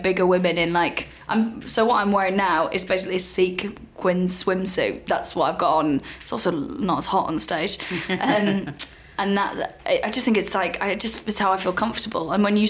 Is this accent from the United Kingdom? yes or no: yes; Wales, United Kingdom; I never sounded like the people back home in Wales.